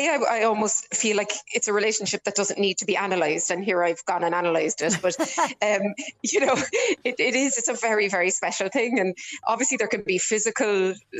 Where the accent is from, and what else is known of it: Ireland